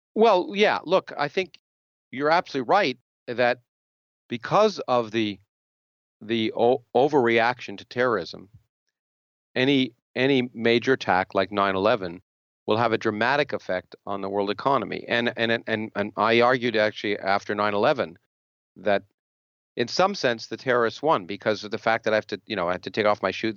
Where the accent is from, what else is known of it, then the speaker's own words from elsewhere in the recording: Canada; now in United States; I grew up in Canada